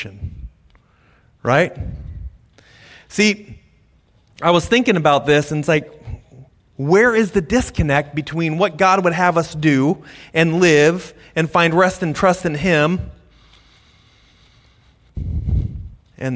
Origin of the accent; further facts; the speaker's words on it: United States; we're American